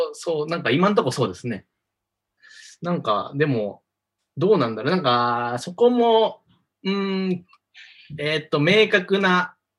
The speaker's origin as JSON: {"language": "Japanese", "region": "Osaka", "country": "Japan", "tie": "born or raised there", "said": "大阪出身なんですよ。"}